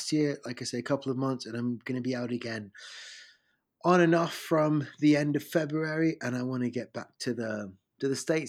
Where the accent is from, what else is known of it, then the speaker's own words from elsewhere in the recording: London, United Kingdom; also born or lived in Rome, Italy; I was born in Rome, and then my mom and dad moved here to London when I was a baby, when I was 4 or 5 years old. And so I kind of became a Londoner ever since.